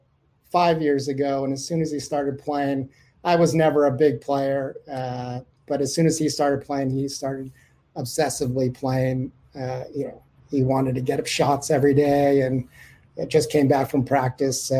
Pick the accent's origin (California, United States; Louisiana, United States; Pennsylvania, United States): California, United States; moved away as an adult; also born or lived in San Francisco; now in Sweden; I live in Sweden now. I used to live in San Francisco. I grew up in California